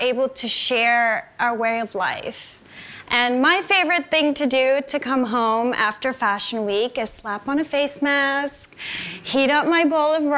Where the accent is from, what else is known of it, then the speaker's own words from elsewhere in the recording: United States; moved away; I grew up in America, in an American suburban house